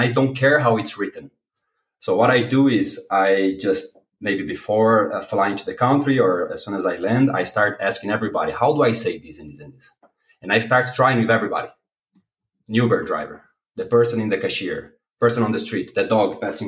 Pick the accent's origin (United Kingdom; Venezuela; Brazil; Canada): Brazil; first language Portuguese; English is a second language; moved away as an adult; now in Belgium; I'm from Brazil. I live in Belgium